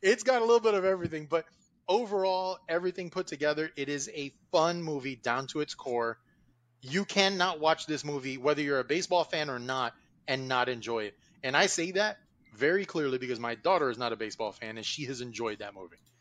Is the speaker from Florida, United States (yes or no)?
yes; Miami Gardens, Florida, United States; growing up in Carroll City, down in Miami